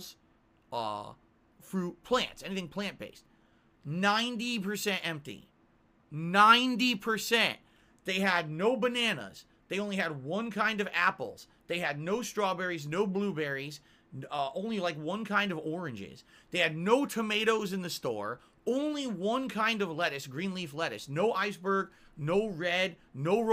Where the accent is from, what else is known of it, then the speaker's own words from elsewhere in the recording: Connecticut, United States; now in Washington, United States; I come from Connecticut